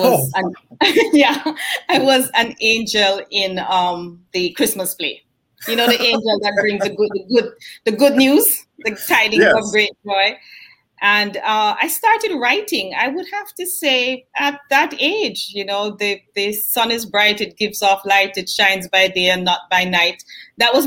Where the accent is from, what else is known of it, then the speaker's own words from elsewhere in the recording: Jamaica; moved away as an adult; also born or lived in Kingston, Jamaica / Montego Bay, Jamaica; now in United States; Born in Kingston, raised in Mandeville and Montego Bay, went back to Kingston for college